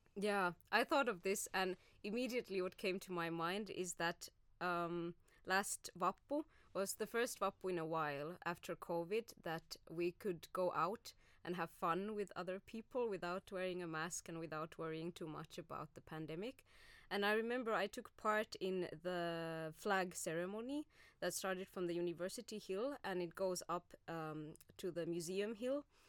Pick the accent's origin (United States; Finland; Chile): Finland; Oulu, North Ostrobothnia; moved away as an adult; also born or lived in Glasgow, Scotland / Spain; now in Turku, Finland; I am originally from Oulu, so uh, more north from than Turku.